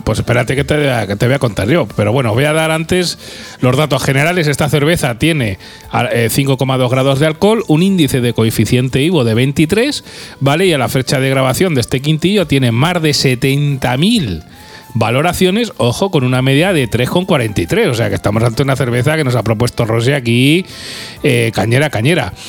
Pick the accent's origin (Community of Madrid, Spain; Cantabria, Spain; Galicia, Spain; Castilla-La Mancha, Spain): Castilla-La Mancha, Spain; Guadalajara; now in Albacete, Spain; yo aparte soy de Guadalajara, hombre, que soy de allí de la tierra